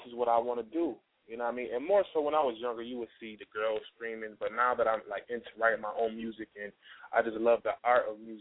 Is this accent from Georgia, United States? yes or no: no; Rochester, New York, United States; moved away as an adult; now in Atlanta, United States; I'm from Rochester, New York, upstate New York. It's near Buffalo, but that's where I'm from, the Rock Town. Shout out to the Rock Town. That's my hometown